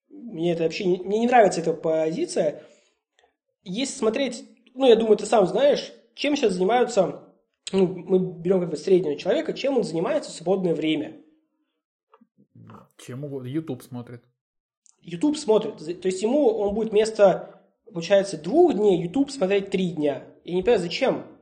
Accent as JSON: {"language": "Russian", "country": "Russia", "said": "мы, русские люди"}